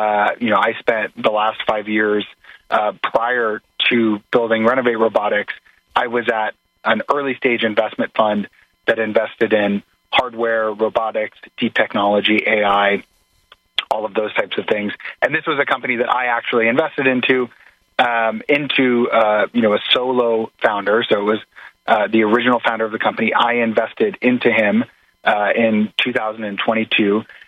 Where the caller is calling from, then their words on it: New York City, New York, United States; I'm calling in from New York in the Navy Yard here in Brooklyn.